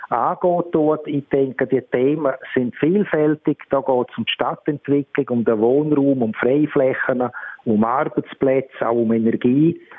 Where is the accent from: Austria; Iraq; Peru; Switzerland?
Switzerland; Chur, Graubünden; bin hier in Kur aufgewachsen, habe die Schule besucht